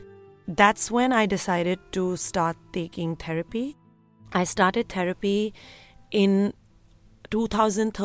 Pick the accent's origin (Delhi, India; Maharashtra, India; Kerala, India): Delhi, India; I grew up in Delhi in a very loving and close-knit family